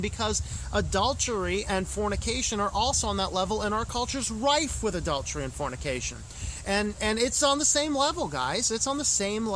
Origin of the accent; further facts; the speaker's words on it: United States; as an American